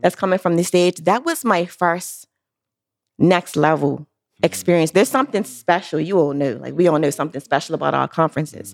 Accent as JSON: {"language": "English", "country": "Bermuda", "tie": "born or raised there", "moved": "as an adult", "lives_now": "United States", "said": "born and raised in Bermuda, been there all my life"}